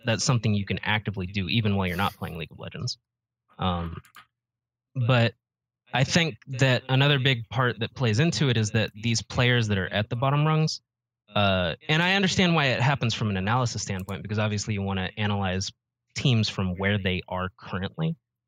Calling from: Atlanta, Georgia, United States; Okay. I'm from Atlanta, Georgia.

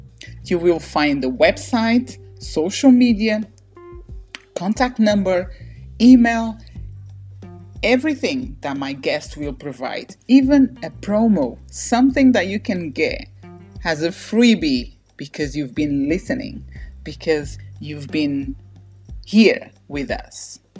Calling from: London, United Kingdom; London, UK, definitely.

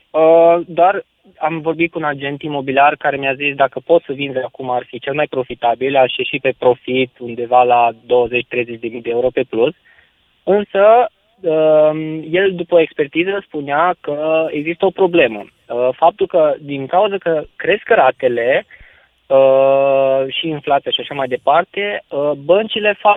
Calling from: Bucharest, Romania; sunt din București.

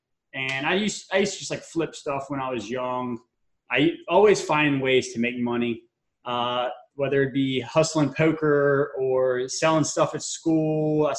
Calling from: Tampa, Florida, United States; I'm calling in from Tampa, Florida right now. Usually I say sunny Tampa, Florida, but it's been raining like every day.

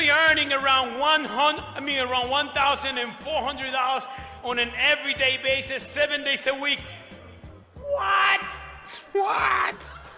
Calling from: New York City, New York, United States; I am coming from New York City, New York.

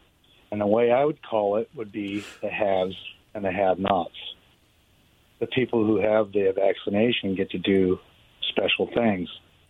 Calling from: Richland, Washington, United States; Hey, guys. … from Richland.

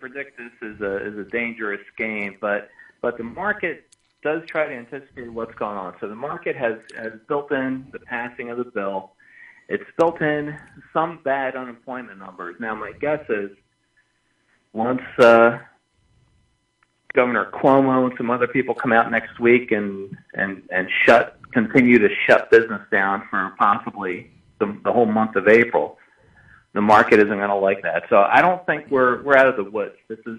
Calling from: Winona, New Jersey, United States; I'm calling from Winona.

